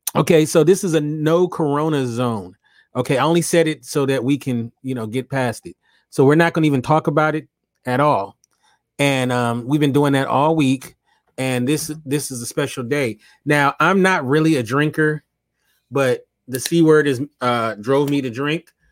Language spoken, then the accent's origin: English; Los Angeles, California, United States; I ain't from the Lou. No, I'm from Los Angeles.